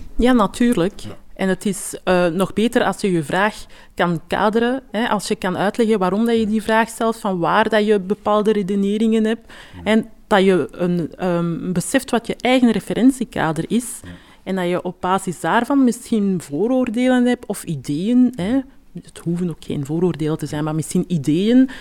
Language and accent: Dutch; Antwerp, Flanders, Belgium; mijn roots van mijn ouders vooral zijn ergens anders, maar ik heb heel mijn leven hier gewoond en geleefd. Antwerpen is ook mijn thuis